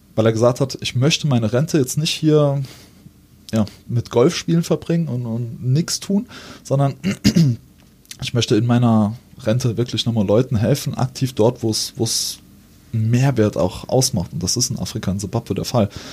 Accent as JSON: {"language": "German", "town": "Saarbrücken", "region": "Saarland", "country": "Germany", "said": "bei uns in Saarbrücken im Nauwieser Viertel"}